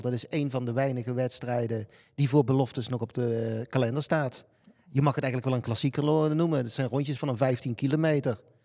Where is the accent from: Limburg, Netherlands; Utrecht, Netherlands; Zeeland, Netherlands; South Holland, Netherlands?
Limburg, Netherlands; toen ik zelf hier opgroeide